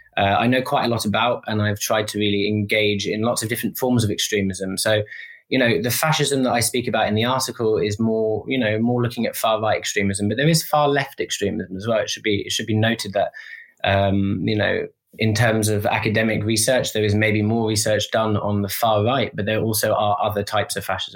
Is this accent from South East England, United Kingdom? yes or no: no; London, United Kingdom; moved away as an adult; now in Paris, France; I'm a 28-year-old puppy living in Paris. I'm originally from London.